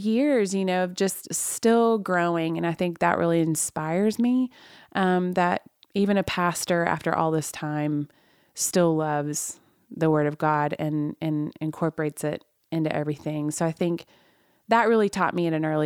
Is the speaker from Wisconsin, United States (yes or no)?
no; Oklahoma, United States; I was raised in Oklahoma